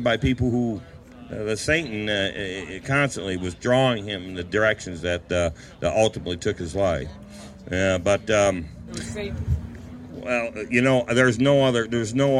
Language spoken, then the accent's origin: English; Apalachin, New York, United States; also born or lived in Owego, New York; I grew up in Apalachin.